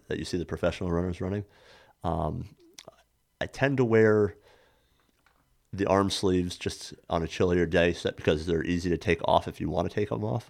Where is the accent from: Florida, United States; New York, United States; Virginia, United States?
New York, United States; Saranac; born and raised in Saranac, New York, uh, the gateway of the Adirondacks